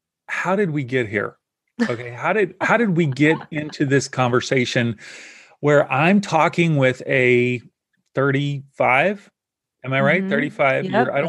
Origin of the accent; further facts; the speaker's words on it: Kentucky, United States; I grew up in Kentucky.